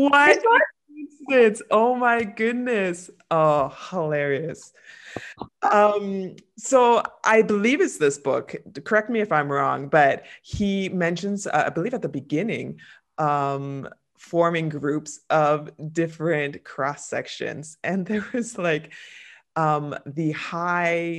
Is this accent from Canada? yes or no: yes; Canada; moved away as an adult; I've been living away from Canada now 15 years, I believe, the more Canadian I become